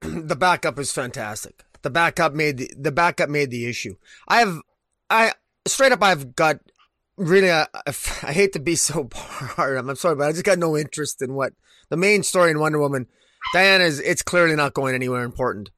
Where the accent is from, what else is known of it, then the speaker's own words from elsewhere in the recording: Canada; I'm, I'm Canadian